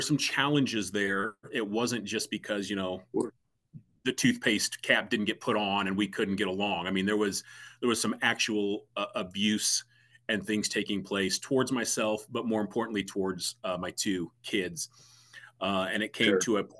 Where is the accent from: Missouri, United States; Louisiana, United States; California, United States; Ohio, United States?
Missouri, United States; St. Louis; I'm born and raised in the St. Louis area. So that's home.